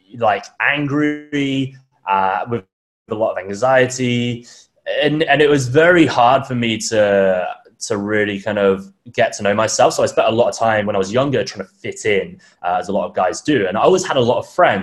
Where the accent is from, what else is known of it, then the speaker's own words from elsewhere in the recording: United Kingdom; moved away as an adult; also born or lived in Thailand / Bali; now in Melbourne, Australia; I'm from the UK, as most people probably tell from my accent. But I actually left about just under 3 years ago